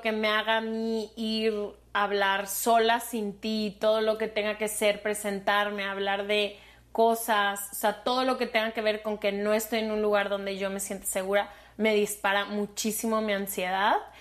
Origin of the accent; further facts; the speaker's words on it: Mexico; soy de México